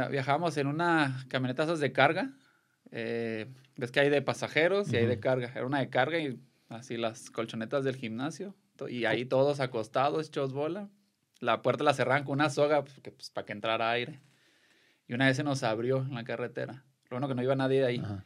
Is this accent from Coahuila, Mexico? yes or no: no; Delicias, Chihuahua, Mexico; also born or lived in Guadalajara; now in Tepatitlán, Mexico; yo soy de, de Delicia, Chihuahua